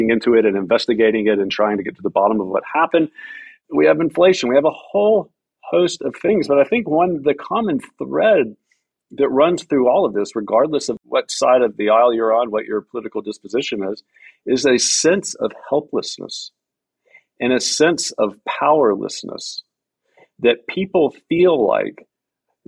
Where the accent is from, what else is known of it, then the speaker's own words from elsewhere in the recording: Deep South, United States; moved away; I grew up in the South. I grew up in the deep South